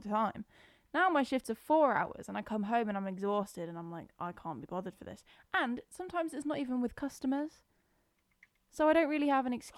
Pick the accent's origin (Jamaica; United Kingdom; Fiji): United Kingdom; Scotland; I'm Scottish.